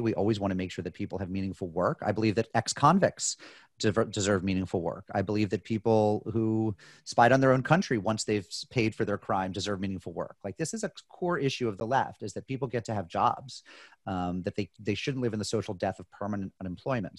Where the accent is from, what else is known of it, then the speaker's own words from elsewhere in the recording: United States; I'm an American